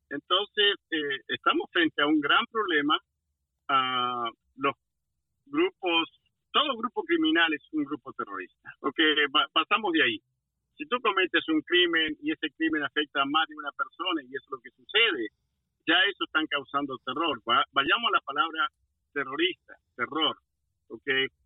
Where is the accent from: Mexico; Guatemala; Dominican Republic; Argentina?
Argentina; now in Washington, D.C., United States; en mi país Argentina